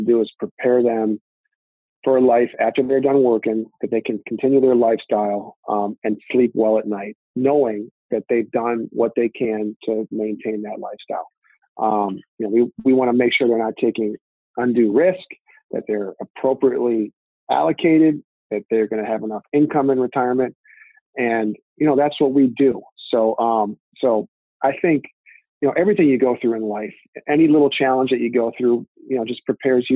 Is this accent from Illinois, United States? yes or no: yes; Lake Forest, Illinois, United States; we grew up in Big Ten country right here. I grew up going to Northwestern games